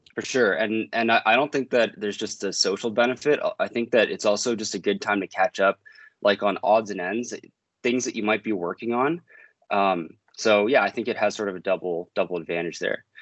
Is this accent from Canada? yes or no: yes; the Maritimes, Canada; now in Toronto, Canada; I'm from the Maritimes